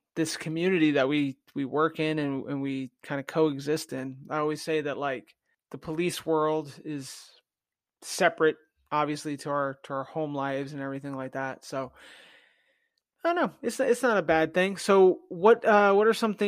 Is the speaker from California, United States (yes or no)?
no; New Jersey, United States; where I grew up in Jersey, two traffic lights.